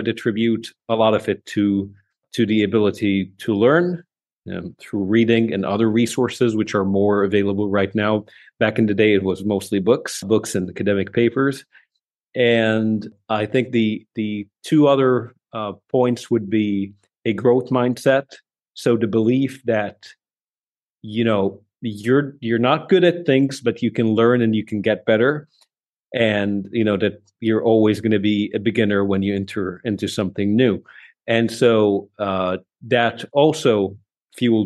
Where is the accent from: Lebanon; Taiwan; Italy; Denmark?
Lebanon; moved away as an adult; also born or lived in Saudi Arabia; now in Riyadh, Saudi Arabia; I'm actually from Lebanon, but I've spent most of my professional career in Saudi Arabia